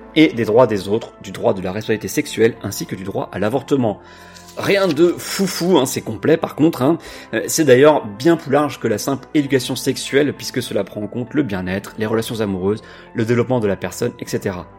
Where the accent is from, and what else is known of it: France